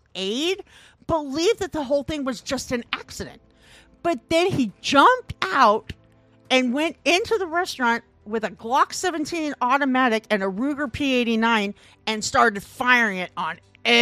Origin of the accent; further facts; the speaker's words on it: Midwest, United States; now in Portland, United States; I'm from the Midwest